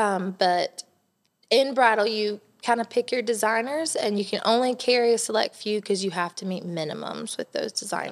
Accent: Elgin, South Carolina, United States; now in Johnson City, United States; I grew up in Elgin, South Carolina

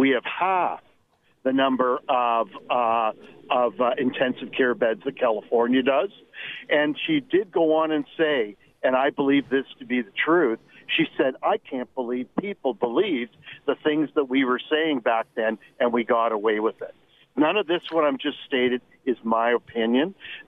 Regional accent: Canada; And I feel the same about being Canadian as you do, and I'm extremely concerned.

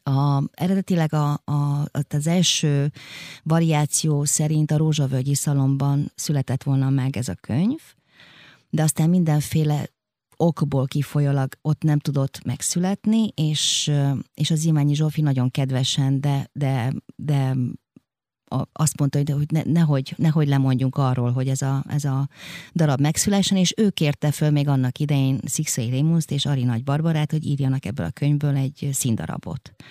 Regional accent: Romania; moved away as an adult; now in Hungary; Egy olyan országban nőttem föl, ahol nehéz volt az élet.

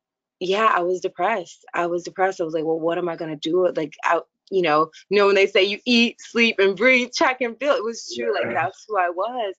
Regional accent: Tennessee, United States; I'm a Southern girl. So I'm from Tennessee and, was raised Southern Baptist

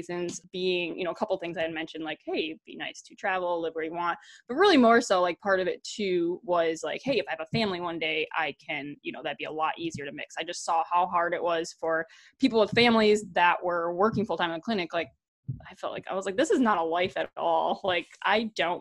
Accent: Wisconsin, United States; moved away as an adult; also born or lived in North Dakota; I had moved to North Dakota back to Wisconsin.

